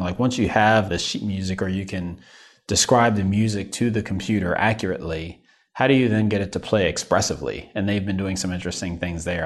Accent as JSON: {"language": "English", "region": "New York", "country": "United States", "moved": "yes", "lives_now": "Midwest, United States", "said": "as a New Yorker"}